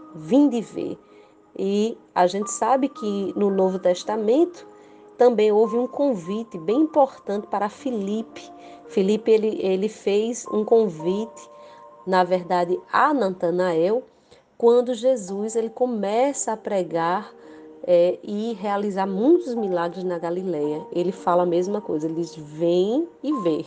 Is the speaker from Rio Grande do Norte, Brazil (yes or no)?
yes; Rio Grande do Norte, Brazil; sou do Rio Grande do Norte, Brasil